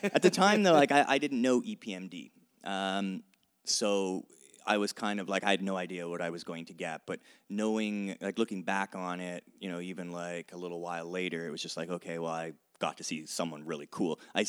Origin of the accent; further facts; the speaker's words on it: Canada; as a Canadian, I needed to really discover a lot more Canadian rap music.